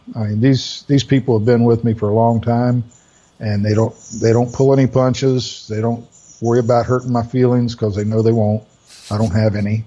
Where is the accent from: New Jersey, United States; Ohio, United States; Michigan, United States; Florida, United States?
Florida, United States; Orlando, Melbourne area; moved away; also born or lived in Greenville; most of my sales were in the Orlando, Melbourne area where I grew up and in Greenville where I was living